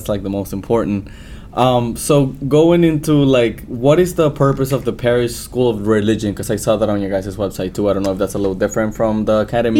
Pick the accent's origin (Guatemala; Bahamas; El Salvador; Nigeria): El Salvador; first language Spanish; English is a second language; now in St. Louis, United States; I was born and raised in El Salvador. I grew up there, so my first language is Spanish, and I went to a bilingual school to learn English.